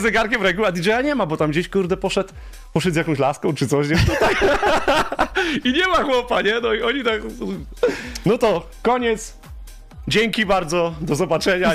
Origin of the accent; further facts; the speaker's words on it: Pyskowice, Silesian Voivodeship, Poland; grałem tylko u siebie w Pyskowicach, w dyskotekach